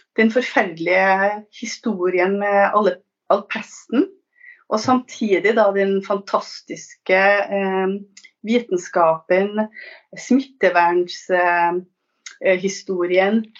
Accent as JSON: {"language": "Norwegian", "region": "Trøndelag", "country": "Norway", "also_born_or_lived": "Northern Italy", "moved": "yes", "lives_now": "Italy", "said": "jeg er norsk, trøndersk biolog eh, og forfatter. Jeg er bosatt i Nord-Italia."}